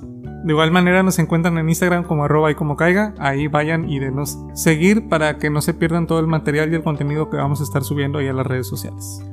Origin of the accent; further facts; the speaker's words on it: Mexico; nos define como mexicanos